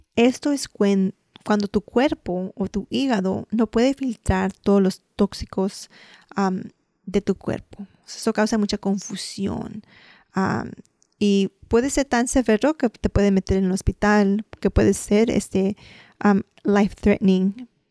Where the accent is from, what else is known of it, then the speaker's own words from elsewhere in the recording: Mexico; Puede decir como los mexicanos, nosotros comemos huevos este, rancheros